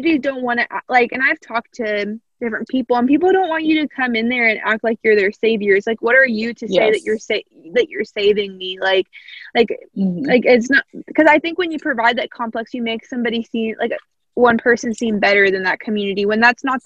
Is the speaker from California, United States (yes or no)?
no; Southern Indiana, United States; I'm from Southern Indiana